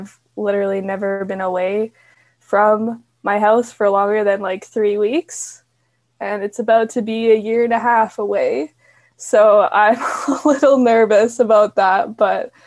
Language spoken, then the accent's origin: English; Calgary, Alberta, Canada; I am from Calgary, Alberta, Canada. So yes, that's where I'm from